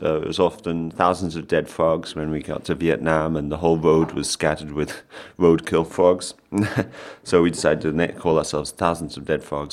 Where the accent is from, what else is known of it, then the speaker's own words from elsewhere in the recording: London, United Kingdom; I'm from London